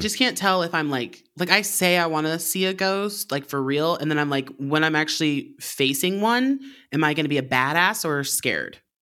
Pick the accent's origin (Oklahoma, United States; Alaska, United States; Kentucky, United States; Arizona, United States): Alaska, United States; moved away; I'm from Alaska originally